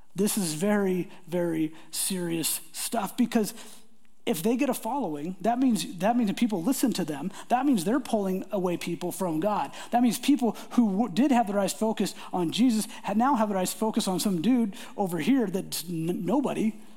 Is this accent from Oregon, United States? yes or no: yes; Portland, Oregon, United States; I grew up in the Portland area